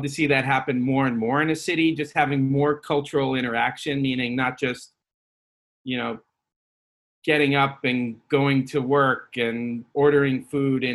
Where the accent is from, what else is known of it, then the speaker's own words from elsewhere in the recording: San Francisco, California, United States; moved away as an adult; now in Los Angeles, United States; I was born at Mount Zion Hospital